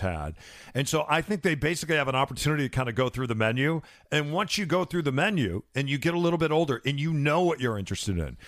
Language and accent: English; Midwest, United States; I'm from the Midwest, so we still have supper